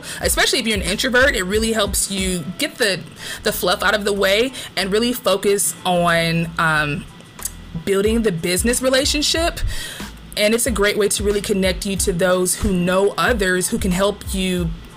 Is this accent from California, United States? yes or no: yes; Compton, California, United States; moved away; I'm from Compton.